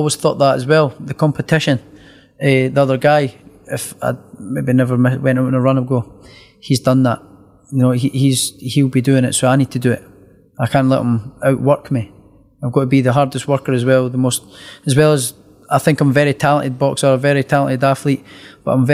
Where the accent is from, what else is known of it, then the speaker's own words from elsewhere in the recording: Scotland, United Kingdom; me being Scottish